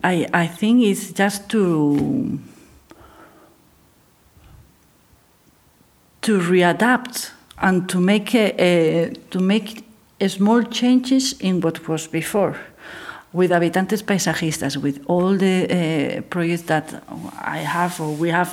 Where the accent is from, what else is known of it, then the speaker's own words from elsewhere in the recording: Gijón, Asturias, Spain; I'm from Gijón, so I'm from here